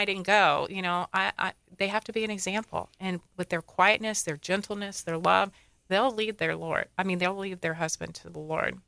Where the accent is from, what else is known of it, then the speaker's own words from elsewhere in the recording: Dunedin, Florida, United States; also born or lived in Tarpon Springs, Florida; I'm a Floridian. I was born in Dunedin. Okay. And lived here my whole life.